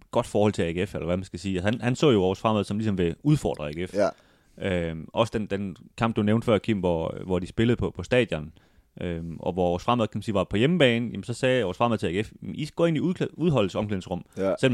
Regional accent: Denmark; Hvor, hvor vi som danskere måske også følte

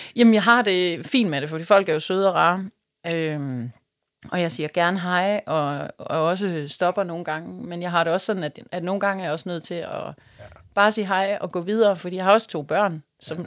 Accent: West Funen, Southern Denmark, Denmark; now in Odense, Denmark; jeg er fra Fyn. Jeg er ja. ude fra Vestfyn af oprindeligt

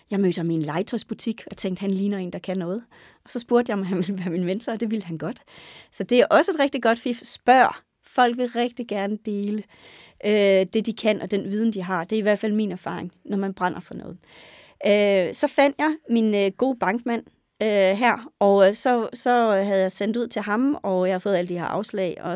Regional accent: Næs, West Jutland, Denmark; ja, jeg er født og opvokset i Næs øh, i Vestjylland.

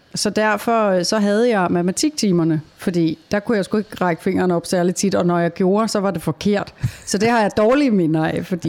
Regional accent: Taastrup, Capital Region of Denmark, Denmark; Hjemme hos mig i Tostrup, hvor jeg er vokset op med min mor, far og søster

